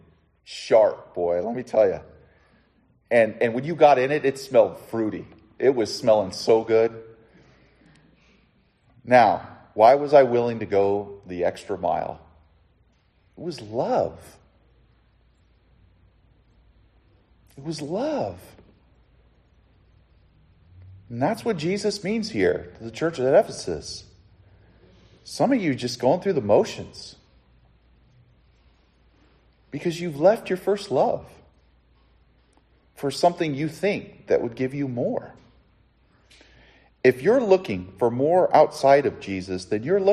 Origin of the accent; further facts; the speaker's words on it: Southern California, United States; When I was 16 years old, growing up in Southern California